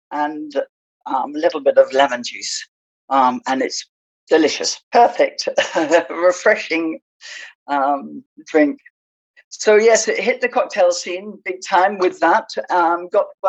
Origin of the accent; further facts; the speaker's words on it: England, United Kingdom; moved away as an adult; also born or lived in Spain / Southwest France; now in France; I'm British. I came over to, I left England when I was 24